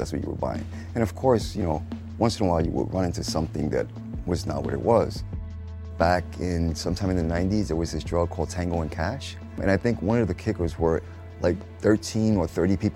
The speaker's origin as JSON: {"language": "English", "town": "New York City", "region": "New York", "country": "United States", "tie": "born or raised there", "said": "I grew up in East New York, Brooklyn"}